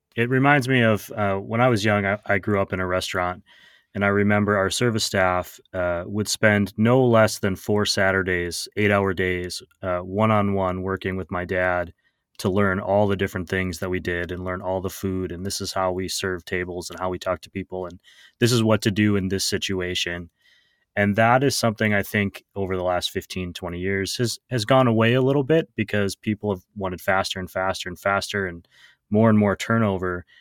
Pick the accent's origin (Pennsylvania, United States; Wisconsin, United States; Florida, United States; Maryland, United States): Wisconsin, United States; my home state of Wisconsin